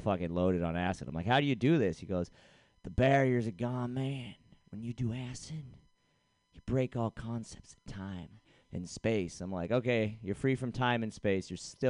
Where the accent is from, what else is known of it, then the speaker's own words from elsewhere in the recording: Boston, Massachusetts, United States; now in San Francisco, United States; I'm from Boston, Massachusetts.